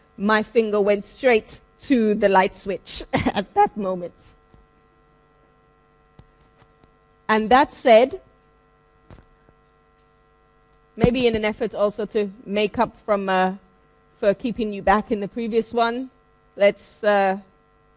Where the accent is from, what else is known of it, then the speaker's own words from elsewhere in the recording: London, United Kingdom; I am from London. This was a little movie in my hometown